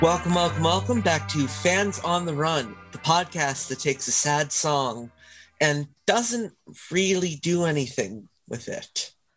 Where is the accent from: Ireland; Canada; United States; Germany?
Canada; I am Canadian. I live not too far from Toronto.